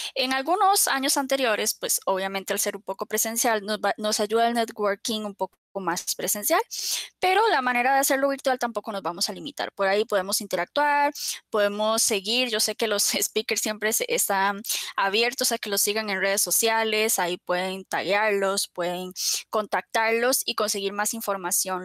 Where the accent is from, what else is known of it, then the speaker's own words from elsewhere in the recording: Costa Rica; nosotros somos de Costa Rica